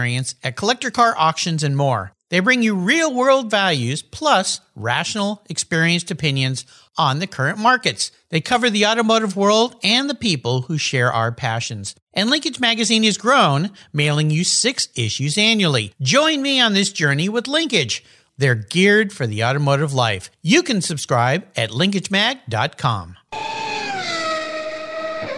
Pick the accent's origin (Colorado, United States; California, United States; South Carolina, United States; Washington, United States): California, United States; Southern; I grew up in Southern California and I was a surfer